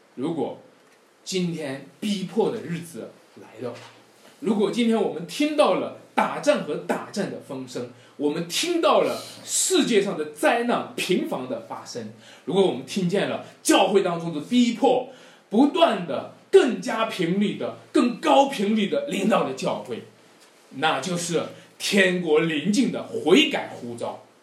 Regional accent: Wenshui, Shanxi, China; moved away; 在我们老家文水

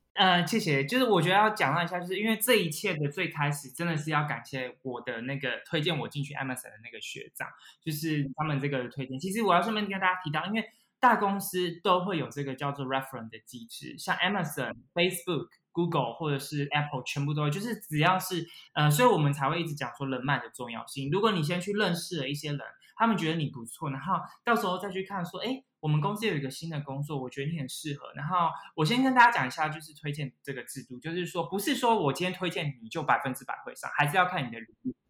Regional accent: Taipei, Taiwan; moved away as an adult; also born or lived in London, United Kingdom; now in Gibraltar; 我本身是台北人

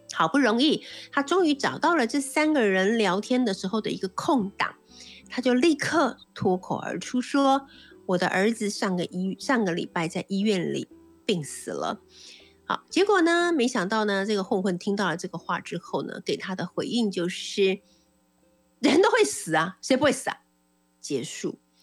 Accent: Taiwan; 不管是我们台湾那个岛屿

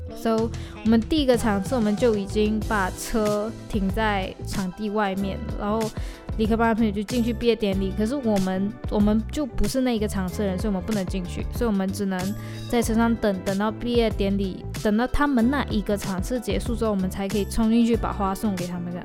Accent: Malaysia; 我们是身处在马来西亚

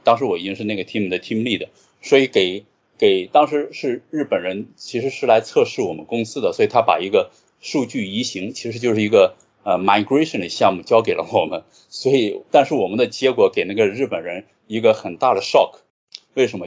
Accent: Qingdao, Shandong, China; moved away as an adult; also born or lived in Jinan; 我其实是青岛人，然后从小时候一直在青岛长大，直到，直到上大学

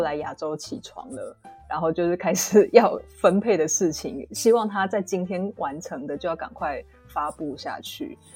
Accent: Taiwan; 因为我是台湾人，所以我比较知道台湾的状况

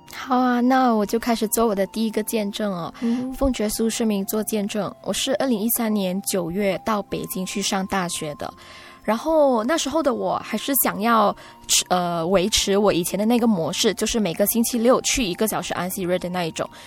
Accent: Sabah, Malaysia; 我是来自马来西亚沙巴州雅比教会的

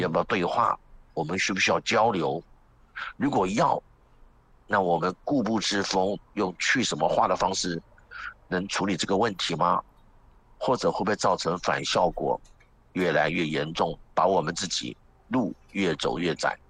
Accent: Nantou County, Taiwan; also born or lived in France; 我是南投人

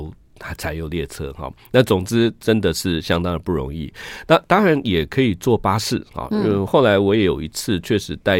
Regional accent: Luodong, Yilan County, Taiwan; 我是罗东

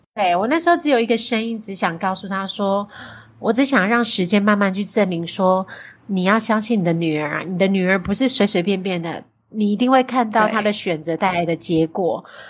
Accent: Taiwan; 我们台湾人比较重那种人情

